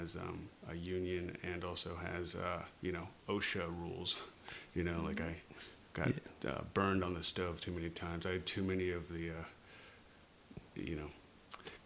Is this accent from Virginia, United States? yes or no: yes; Virginia, United States; now in Los Angeles, United States; I grew up in Virginia